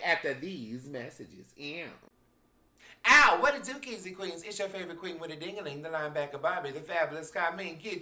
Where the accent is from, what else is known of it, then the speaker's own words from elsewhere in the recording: the South, United States; I'm from the South